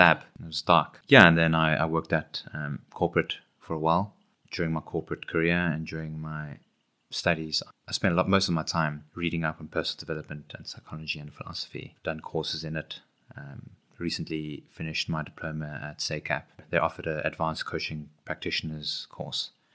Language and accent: English; Johannesburg, Gauteng, South Africa; moved away as an adult; now in Cape Town, South Africa; I grew up in Johannesburg from the East Rand